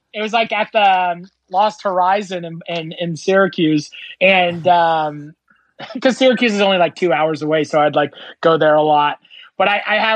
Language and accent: English; Fort Erie, Ontario, Canada; I grew up in Fort Erie next to Buffalo